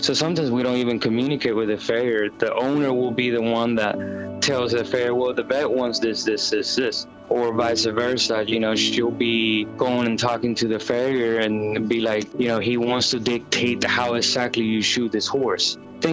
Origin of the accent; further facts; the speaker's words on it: Puerto Rico; now in Lexington, United States; Originally from Puerto Rico, born and raised, and been with horses my entire life